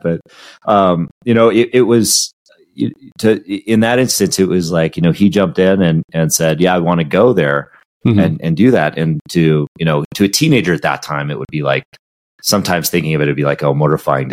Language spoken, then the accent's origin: English; Southern California, United States; growing up in Southern California next to the ocean